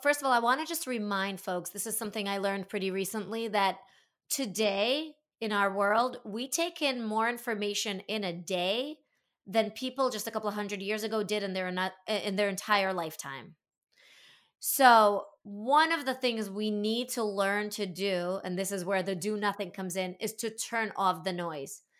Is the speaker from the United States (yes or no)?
no; Latvia; I was born in the former Soviet Union, I was born in Latvia